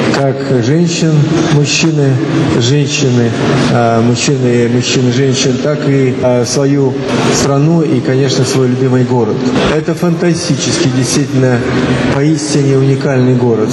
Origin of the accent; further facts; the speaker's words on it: Angarsk, Irkutsk Oblast, Russia; в детстве, когда вот в Ангарске я жил, первый, второй класс